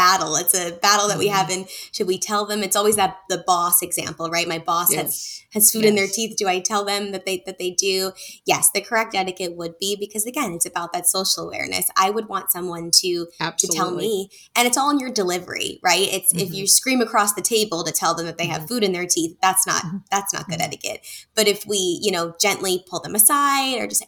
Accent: Northeast, United States; I grew up in the Northeast

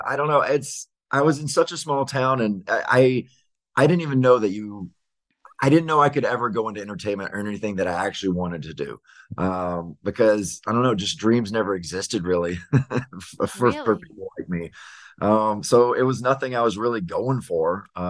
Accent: Ellisville, Mississippi, United States; moved away; also born or lived in Laurel, Mississippi; So it's a very, very teeny town. In fact, I was born there, but kind of raised right next door, 5 minutes away in a little place called Ellisville. So town of 2,000 people. So I grew up in the country.

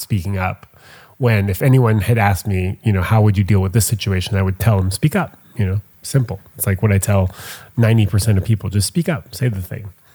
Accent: Montreal, Quebec, Canada; I'm from Montreal

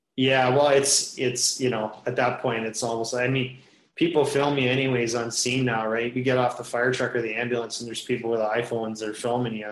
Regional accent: Kitchener, Ontario, Canada; growing up in Kitchener, uh, about an hour west of here, uh, played all my minor hockey in Kitchener

